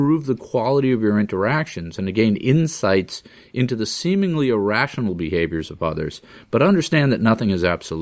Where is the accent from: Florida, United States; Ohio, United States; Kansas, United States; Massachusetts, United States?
Massachusetts, United States; I'm from Massachusetts and it's just a different mindset